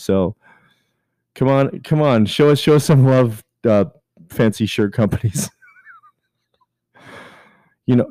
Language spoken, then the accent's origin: English; Canada; I'm Canadian